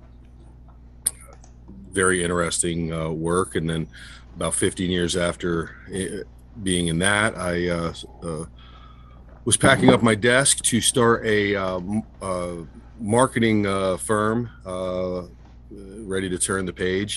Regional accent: Sussex County, New Jersey, United States; I grew up here in Sussex County

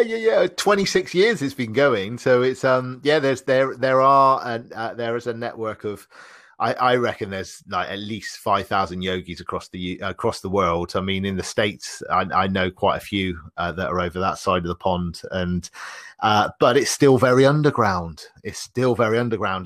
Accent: Bristol, South West England, United Kingdom; I'm from the U K. I'm from a, a, a city called Bristol.

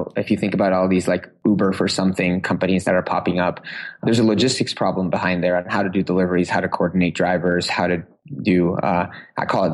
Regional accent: Uruguay; now in Seattle, United States; I grew up in South America

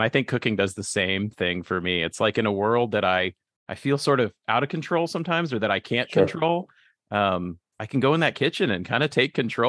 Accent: Midwest, United States; also born or lived in Illinois / Ohio; I had one because I grew up kind of in the Midwest. I lived in Illinois for a little while, in Ohio for a little while.

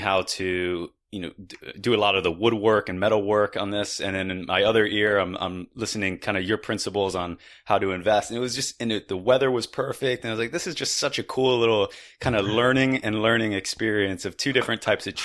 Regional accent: Florida, United States; moved away; I'm originally from Florida

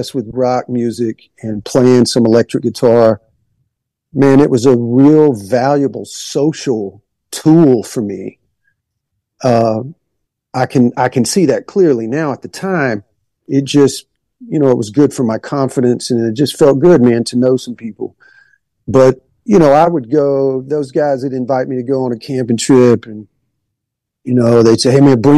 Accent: Monroeville, Alabama, United States; also born or lived in Macon, Georgia / Geraldine, Alabama; And then when I was just like 3 or 4, we moved to South Alabama, to a town called Monroeville

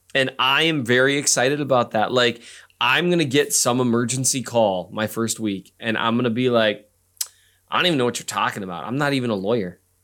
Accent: Minnesota, United States; I'm from Minnesota.

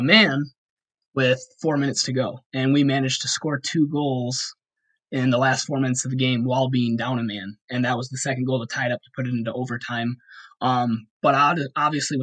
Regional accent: Muskegon, Michigan, United States; now in Grand Haven, United States; I was born and raised in Muskegon

